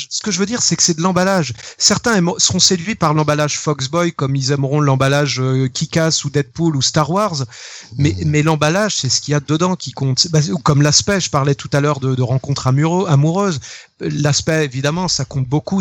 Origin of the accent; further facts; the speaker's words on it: Rennes, Brittany, France; j'ai grandi à Rennes